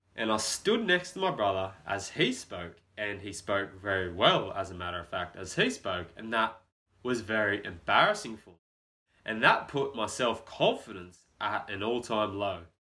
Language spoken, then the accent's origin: English; Brisbane, Queensland, Australia; born and raised in Brisbane, Australia